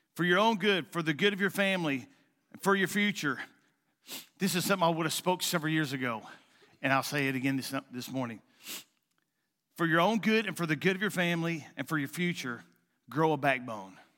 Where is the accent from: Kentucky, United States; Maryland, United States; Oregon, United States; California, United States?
Kentucky, United States; Eastern; moved away; also born or lived in Jackson, Missouri; I'm a nobody from Eastern Kentucky